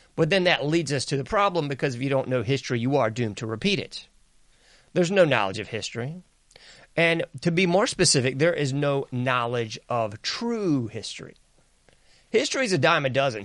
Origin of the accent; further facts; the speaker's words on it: the South, United States; I'm from the South